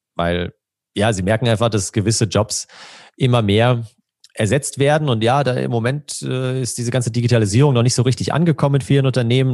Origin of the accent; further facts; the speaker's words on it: Germany; als Deutsche